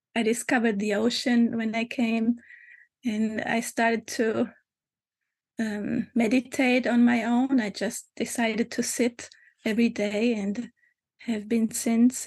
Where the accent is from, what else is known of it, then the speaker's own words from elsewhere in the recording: Germany; moved away as an adult; also born or lived in Hamburg, Germany / Lisbon, Portugal; now in Portugal; I was born in Germany, mm. um, 50 some 54 years ago, and um, and I lived there for about uh, 20 years